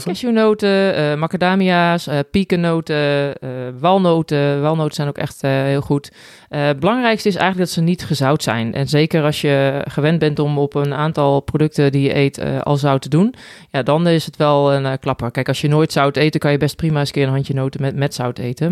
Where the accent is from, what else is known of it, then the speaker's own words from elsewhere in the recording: Netherlands; now in Spain; als Nederlander